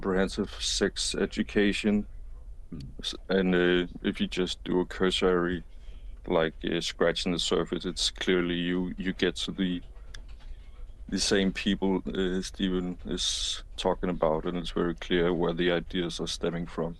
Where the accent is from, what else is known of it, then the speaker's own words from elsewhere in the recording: Denmark; I'm from Denmark